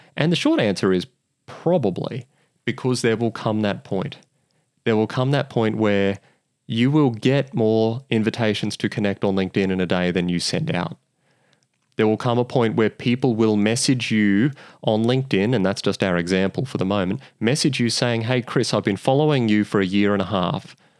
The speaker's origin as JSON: {"language": "English", "country": "Australia"}